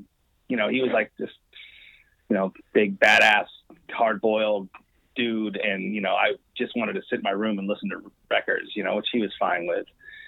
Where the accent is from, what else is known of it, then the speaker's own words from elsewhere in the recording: Albany, California, United States; I grew up in Albany, California. Which is like right next to Berkeley. It's East Bay.